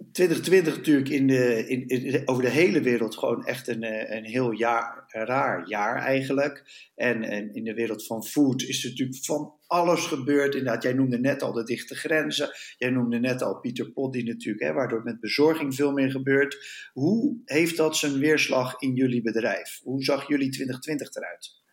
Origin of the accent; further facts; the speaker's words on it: Netherlands; als Nederlanders